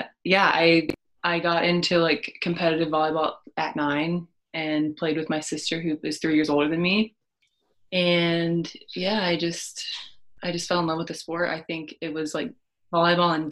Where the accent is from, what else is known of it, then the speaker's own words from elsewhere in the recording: McAlester, Oklahoma, United States; I grew up in McAllister, Oklahoma, super small town